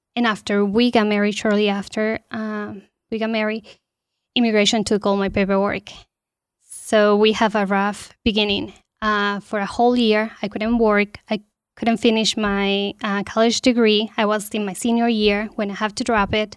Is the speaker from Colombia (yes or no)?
yes; Bogotá, Colombia; moved away as an adult; also born or lived in Goshen, Indiana; now in Warsaw, United States; I'm original from Colombia. I was born and raised there in the capital.